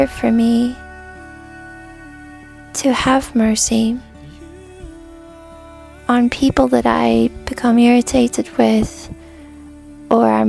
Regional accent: United States; I'm from the United States

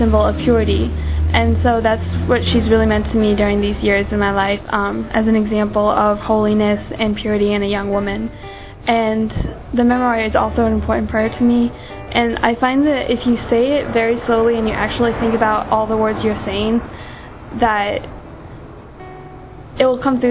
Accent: United States; I'm from the United States

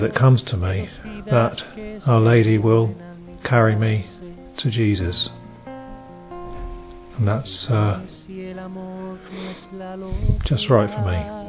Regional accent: England, United Kingdom; I'm from England

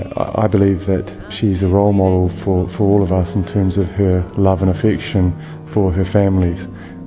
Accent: New Zealand; moved away; I'm from New Zealand originally.

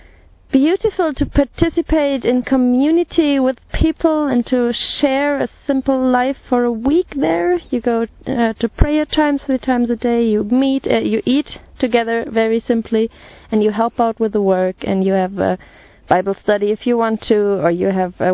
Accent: Germany; I'm from Germany, I'm 32 years old

